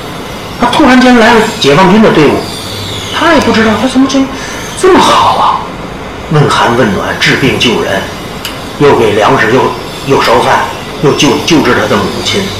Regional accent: Tianjin, China; now in Shanghai, China; 那么大家都知道我是北方来的，我是天津的。

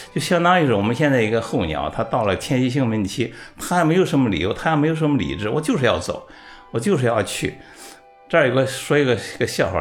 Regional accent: China; 作为一个中国人

